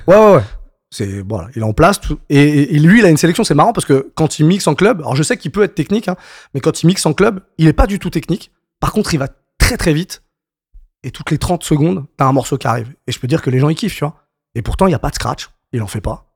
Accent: Paris suburbs, Île-de-France, France; j'ai grandi en banlieue parisienne, donc, euh, dans le soixante-dix-sept

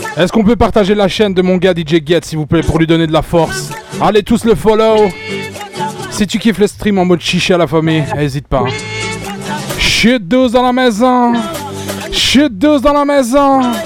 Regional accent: Charleroi, Wallonia, Belgium; Je viens de Charleroi, la famille

